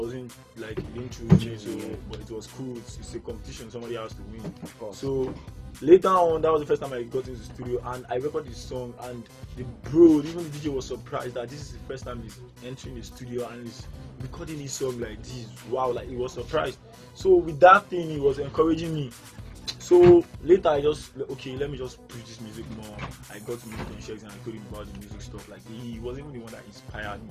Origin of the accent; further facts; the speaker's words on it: Lagos, Nigeria; I was brought up in Barriga too, Ademolu Street, around Barriga Girls area